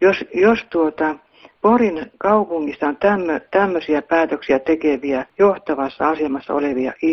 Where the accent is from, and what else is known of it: Pori, Satakunta, Finland